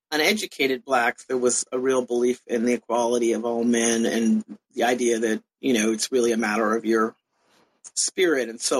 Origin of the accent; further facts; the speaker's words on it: Canada; also born or lived in California, United States; I was born in California originally and grew up a lot of places, but mostly Canada and to some extent Europe. So, in some ways, I became curious about the United States because we were sort of expatriate Americans.